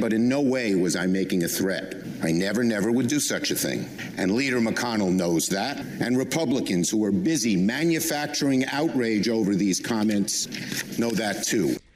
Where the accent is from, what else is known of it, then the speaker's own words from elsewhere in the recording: New York, United States; I'm from Brooklyn. We speak in strong language.